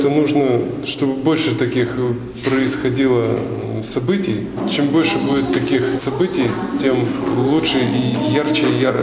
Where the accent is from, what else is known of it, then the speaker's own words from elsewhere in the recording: Perm, Perm Krai, Russia; Я из города Перми.